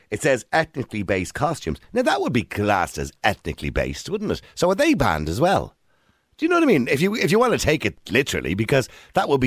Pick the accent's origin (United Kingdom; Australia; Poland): Poland; now in Ireland; So no, I'm from Poland.